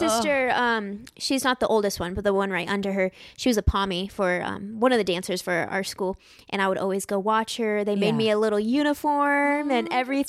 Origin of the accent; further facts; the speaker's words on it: Tempe, Arizona, United States; I was born and raised in Tempe, so I'm like Sun Devil by heart.